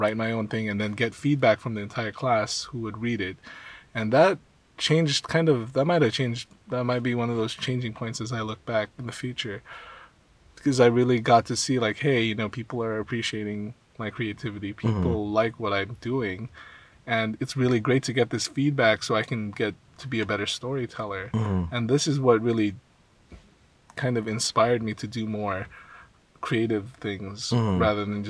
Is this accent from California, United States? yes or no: yes; West Covina, California, United States; also born or lived in Philippines / Irvine, California / Walnut, California; I was born in the Philippines, and I came here when I was about like almost four. Mm-hmm. And then I grew up in West Covina